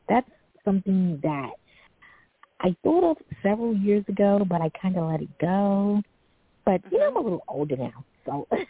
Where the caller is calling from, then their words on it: New York City, New York, United States; Hi. This is … I'm calling from New York City.